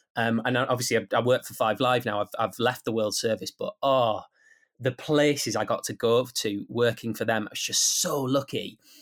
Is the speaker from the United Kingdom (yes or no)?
yes; Guisborough, North East England, United Kingdom; accent: Teesside; also born or lived in Middlesbrough; I was born in Middlesbrough. I might have grown up in Guildesbrough, but that is still on Teesside